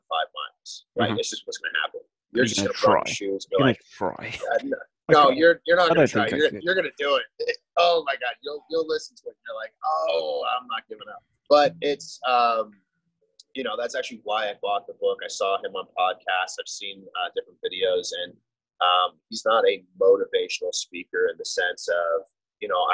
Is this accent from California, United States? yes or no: no; Las Vegas, Nevada, United States; I'm born and raised in Las Vegas